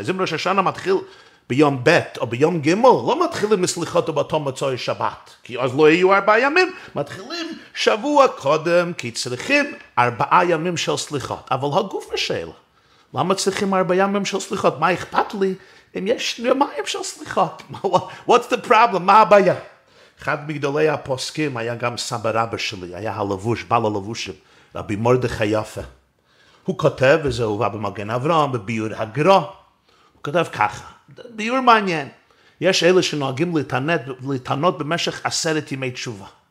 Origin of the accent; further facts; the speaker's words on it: New York City, New York, United States; גדלתי בברוקלין, בצילו של הרבי מלובביץ'